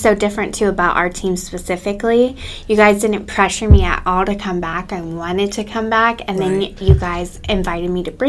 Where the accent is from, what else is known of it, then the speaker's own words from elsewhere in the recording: Fort Myers, Florida, United States; also born or lived in Virginia; I was born and raised in Southwest Florida. I'm a fourth generation realtor, and my kids are the fifth generation here in Fort Myers.